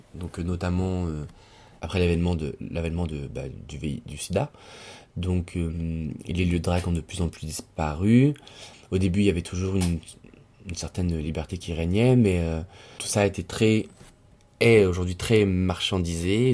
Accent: Lyon, Auvergne-Rhône-Alpes, France; moved away as an adult; also born or lived in Tunisia; now in Paris, France; Je suis né à Lyon, la ville dans laquelle je suis resté jusqu'à mes 18 ans, 19 ans, ensuite je suis venu à Paris

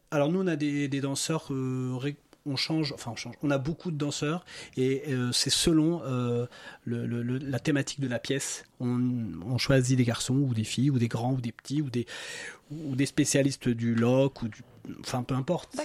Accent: Morocco; je suis né au Maroc, dans un petit village

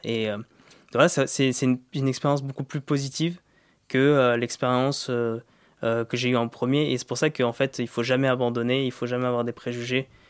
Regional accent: Vitry-sur-Seine, Île-de-France, France; moved away as an adult; also born or lived in Côte d'Ivoire / India; J'ai grandi dans le 9-4

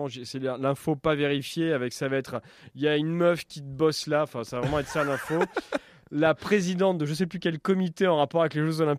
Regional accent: Auvergne-Rhône-Alpes, France; j'ai passé une partie de mon enfance dans le Puy-de-Dôme.

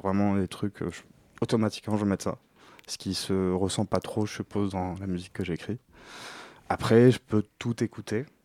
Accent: Morocco; je suis du Maroc

